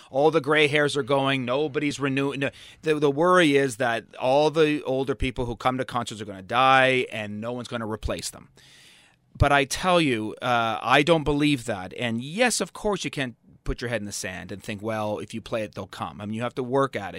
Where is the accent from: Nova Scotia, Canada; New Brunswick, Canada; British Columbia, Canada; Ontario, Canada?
Ontario, Canada; Toronto; I grew up in Toronto.